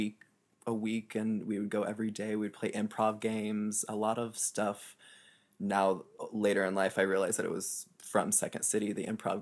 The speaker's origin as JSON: {"language": "English", "town": "Lafayette", "region": "Indiana", "country": "United States", "tie": "born or raised there", "moved": "as an adult", "lives_now": "New York City, United States", "said": "I was born in Lafayette, Indiana. I spent 18 years here. And then when I was 18, I moved to New York City"}